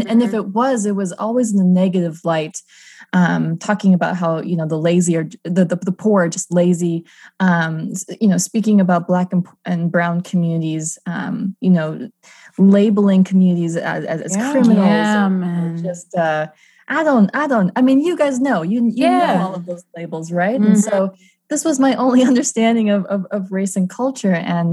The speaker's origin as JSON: {"language": "English", "region": "Minnesota", "country": "United States", "tie": "born or raised there", "moved": "yes", "lives_now": "Austin, United States", "said": "I'm a Midwest gal by heart. I grew up in Minnesota."}